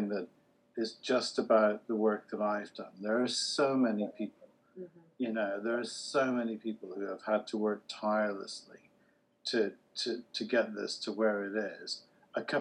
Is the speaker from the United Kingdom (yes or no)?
yes; United Kingdom; I'm the first non-American keynote speaker and I'm British